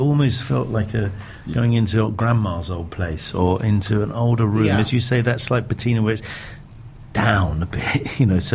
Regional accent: England, United Kingdom; also born or lived in London; as an Englishman from the United Kingdom

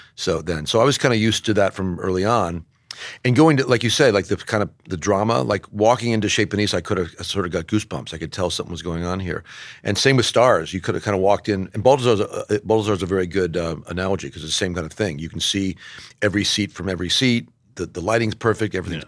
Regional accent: Southern California, United States; also born or lived in Bay Area; now in New York, United States; I grew up in Southern California

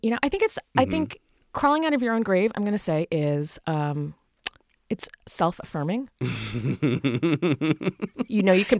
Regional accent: Virginia, United States; I am from Virginia.

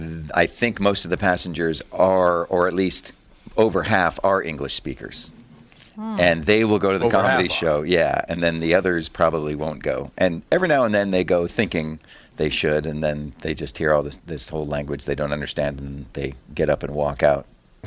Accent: United States; It does help to be an American with a foreign audience, though, versus being an Aussie or a Brit, because...

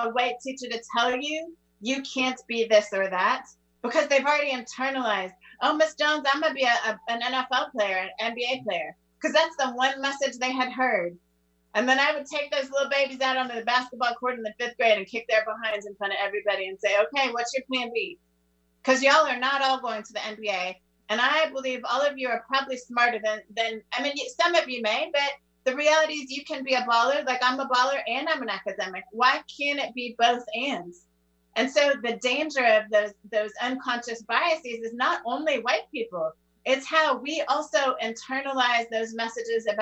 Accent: Netherlands; moved away as an adult; now in United States; I was raised in the Netherlands

